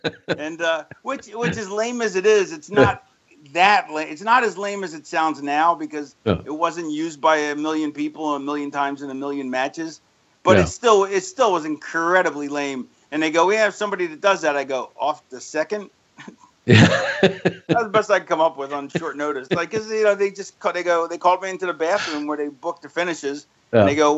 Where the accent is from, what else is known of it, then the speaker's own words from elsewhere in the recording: Florida, United States; also born or lived in Philadelphia, United States; No, I lived in Florida. I grew up in Florida. I was born in Philly and lived there till I was 9.